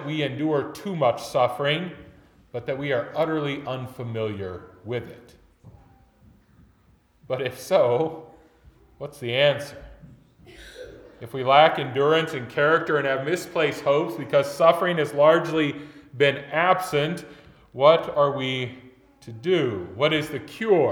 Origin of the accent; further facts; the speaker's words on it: United States; as modern American Christians